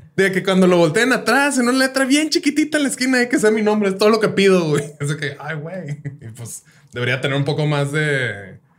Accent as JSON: {"language": "Spanish", "town": "Ciudad Juárez", "region": "Chihuahua", "country": "Mexico", "tie": "born or raised there", "also_born_or_lived": "Colima, Mexico / Mexico City, Mexico", "moved": "yes", "said": "yo nací en Colima. A los, cuando tenía tres años me vine para acá a Juárez."}